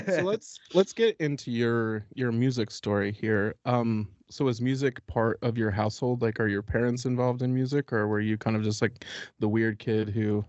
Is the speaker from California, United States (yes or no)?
no; West Virginia, United States; both growing up in West Virginia and attending West Virginia University